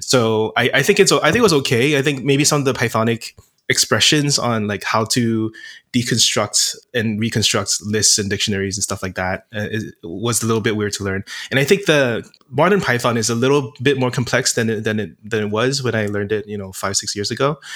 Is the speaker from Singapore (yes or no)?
yes; Singapore; moved away as an adult; also born or lived in United States; I'm originally from Singapore and moved to the States for college